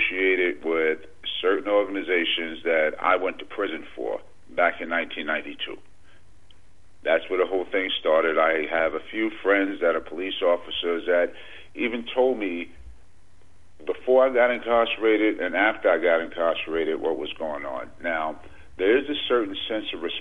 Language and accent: English; New York, United States; I'm from New York